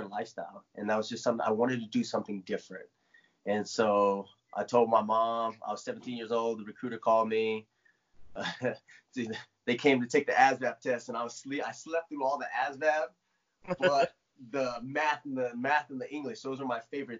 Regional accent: Lakewood, Washington, United States; moved away as an adult; I grew up in an Army town. I was stationed over at Fort Lewis. Well, I'm from Fort Lewis, Washington. I'm from Lakewood, Washington

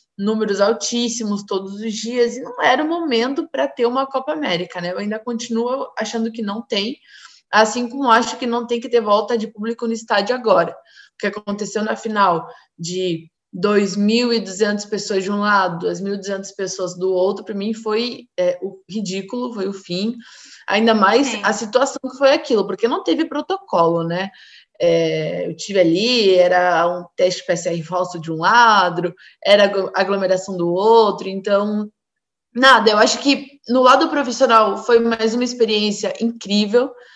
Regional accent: Brazil; also born or lived in Buenos Aires, Argentina; sou brasileira

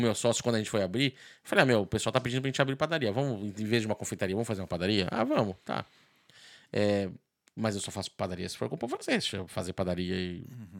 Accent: São Paulo, Brazil; moved away as an adult; also born or lived in Miami; now in Ireland; sou de São Paulo

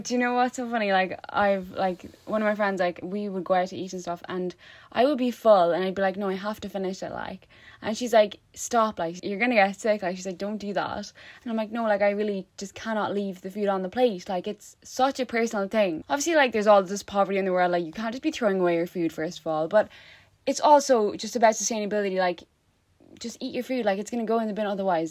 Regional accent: Albania; English is a second language; moved away as an adult; now in Ireland; I studied English in Albania because the English subject is mandatory in schools. We started learning English in third class until we got to college

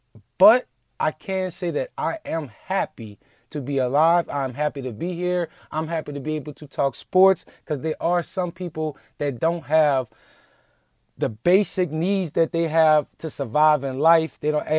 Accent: New Orleans, Louisiana, United States; the national championship in my hometown

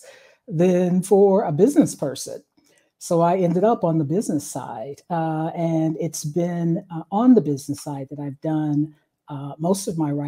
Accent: Dayton, Ohio, United States; moved away as an adult; also born or lived in Atlanta, Georgia / Urbana-Champaign, Illinois; I'm originally from Ohio, Dayton, Ohio. Born and raised there

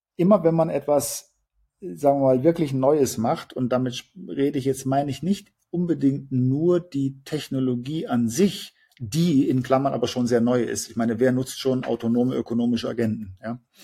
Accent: Germany

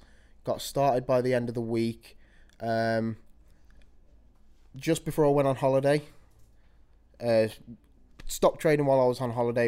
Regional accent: Birmingham, West Midlands, United Kingdom; from Birmingham Way, 21 years old

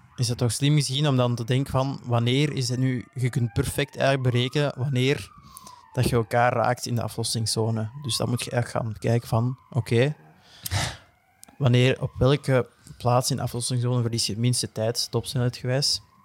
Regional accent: Belgium; ook gewoon als Belg

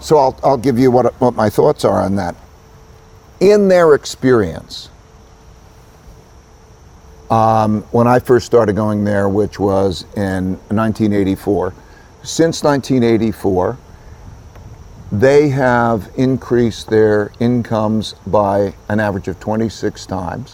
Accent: United States; I grew up in America

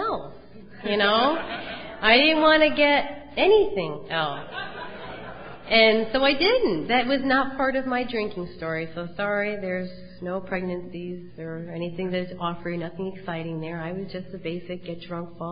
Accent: Cheshire, Connecticut, United States; also born or lived in Wallingford, Connecticut; I grew up in Cheshire

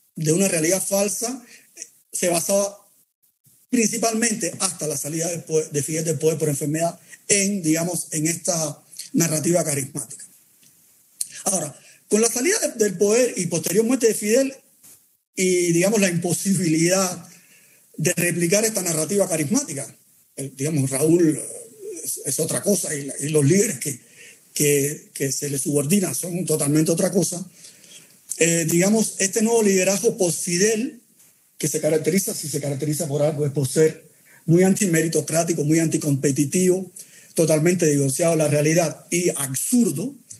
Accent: Cuba; los que nacimos en Cuba

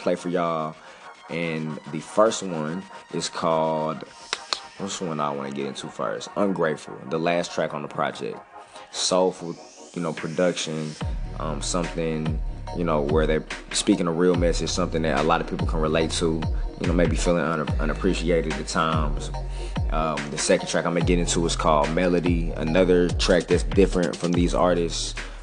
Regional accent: St. Louis, Missouri, United States; I'm from St. Louis

